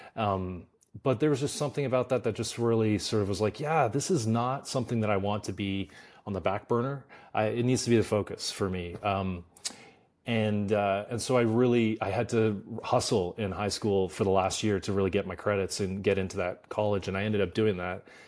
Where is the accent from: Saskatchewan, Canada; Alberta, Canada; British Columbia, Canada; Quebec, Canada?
Alberta, Canada; Stettler; moved away as an adult; also born or lived in Toronto; now in Los Angeles, United States; I grew up in a really small town in in Canada called Stettler, Alberta, population five thousand